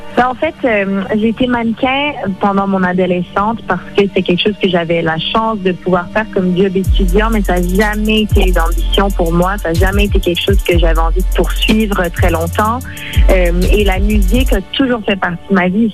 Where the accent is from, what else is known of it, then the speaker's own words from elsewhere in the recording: Montreal, Quebec, Canada; first language French; ma première langue est le français, mais j'ai toujours grandi dans un univers très bilingue. J'ai grandi à Montréal.